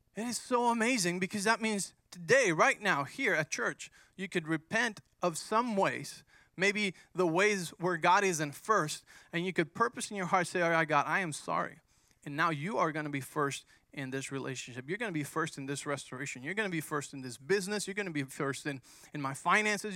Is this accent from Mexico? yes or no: yes; Mexico; moved away; I grew up in Mexico